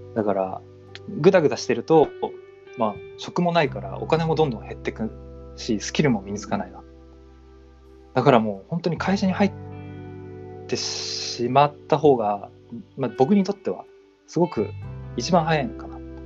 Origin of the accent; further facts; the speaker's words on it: Niigata, Japan; moved away as an adult; now in Tokyo, Japan; あの出身が新潟なんですけど